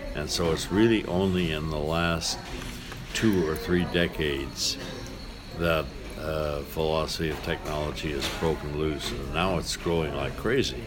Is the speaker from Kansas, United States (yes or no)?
yes; Kansas, United States; moved away; I grew up in Kansas, and Kansas is a very windy state